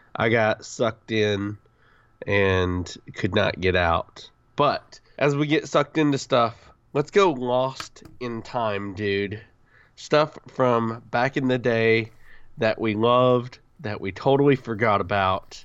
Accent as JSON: {"language": "English", "region": "the South", "country": "United States", "said": "I'm from the South"}